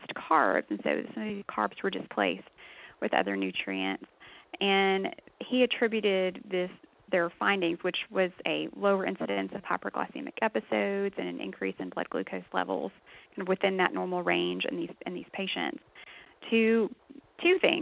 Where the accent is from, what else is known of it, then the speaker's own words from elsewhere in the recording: Texas, United States; I actually grew up on a dairy farm in Texas